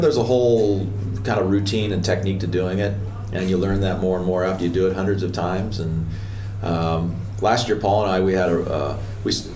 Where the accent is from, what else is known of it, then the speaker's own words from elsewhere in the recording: Portland, Oregon, United States; moved away as an adult; also born or lived in Los Angeles; I grew up in Portland, Oregon.